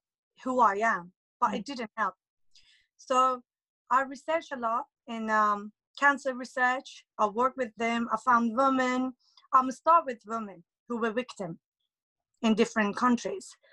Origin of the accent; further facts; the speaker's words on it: Tehran, Tehran Province, Iran; now in United Kingdom; I'm from Iran, Tehran, and it's been nearly, I think, 14 years that I'm living in UK